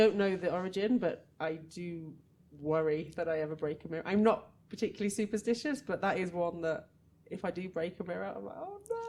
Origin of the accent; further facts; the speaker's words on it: England, United Kingdom; where I'm from in England